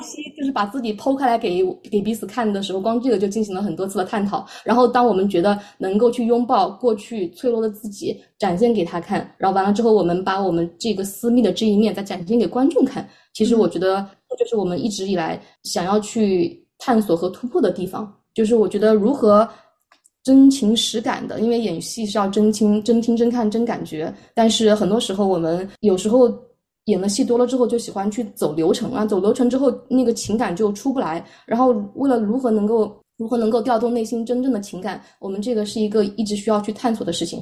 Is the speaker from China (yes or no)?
yes; China; now in Melbourne, Australia; 我是一个中国人